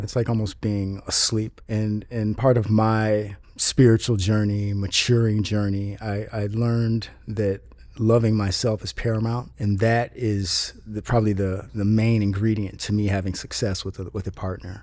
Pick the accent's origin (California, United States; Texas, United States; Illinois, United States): Illinois, United States; Chicago; moved away as an adult; now in Los Angeles, United States; I was born in Chicago, Illinois